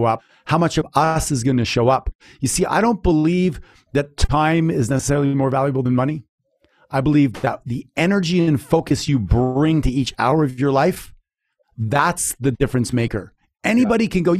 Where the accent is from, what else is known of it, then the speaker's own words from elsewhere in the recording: Canada; I'm from Canada